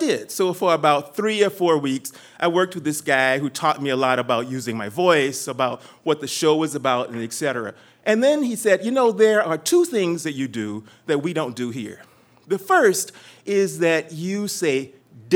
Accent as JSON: {"language": "English", "region": "Texas", "country": "United States", "said": "I'm from Texas, and we talk loud, long, and we're confident about everything"}